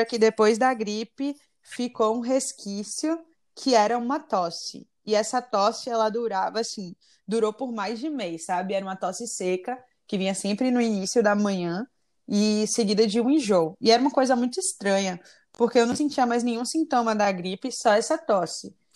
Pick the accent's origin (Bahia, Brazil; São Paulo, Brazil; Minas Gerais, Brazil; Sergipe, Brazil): Bahia, Brazil; Salvador; moved away; also born or lived in United States; sou daqui de Salvador